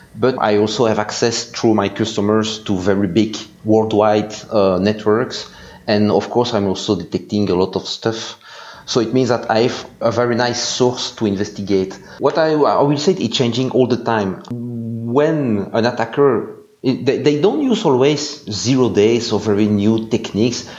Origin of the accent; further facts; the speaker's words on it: Belgium; English is a second language; I'm from Belgium, so you can hear this with my very nice English accent